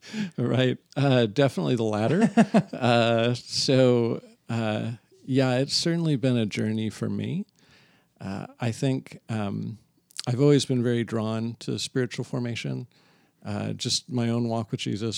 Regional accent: San Diego, California, United States; now in Torrance, United States; San Diego is where I come from.

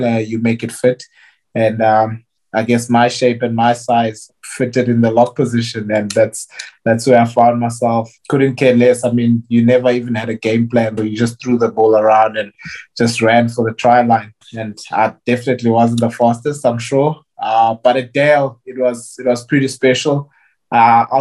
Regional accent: Maclear, Eastern Cape, South Africa; I'm from a small town called Maclear. It's in the Eastern Cape.

